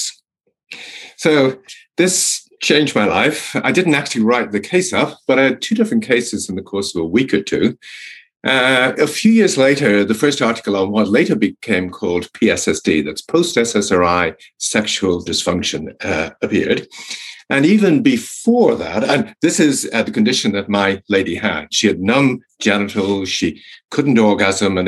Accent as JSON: {"language": "English", "country": "Ireland", "tie": "born or raised there", "said": "I'm Irish, and when I grew up in Ireland"}